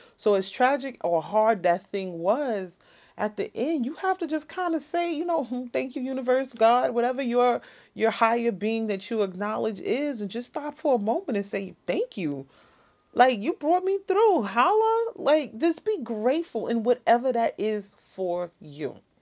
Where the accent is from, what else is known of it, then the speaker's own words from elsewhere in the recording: New York City, New York, United States; Born and raised in the Bronx